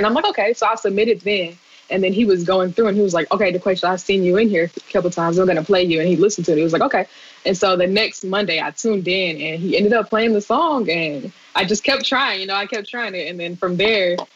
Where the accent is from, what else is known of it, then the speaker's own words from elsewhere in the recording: Hattiesburg, Mississippi, United States; also born or lived in Abilene, Texas; I was born in Abilene, Texas, actually, but I was raised in Hattiesburg, Mississippi.